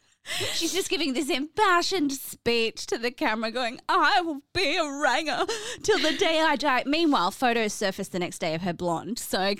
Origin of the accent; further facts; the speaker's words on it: Australia; we're Australian, bro.